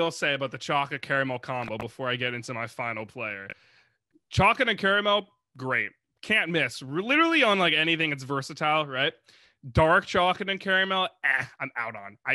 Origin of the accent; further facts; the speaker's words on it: South Florida, United States; I'm from South Florida